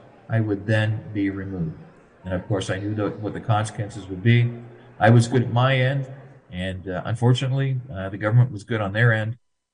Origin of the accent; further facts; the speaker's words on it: Chatham, Ontario, Canada; Chatham, which is my hometown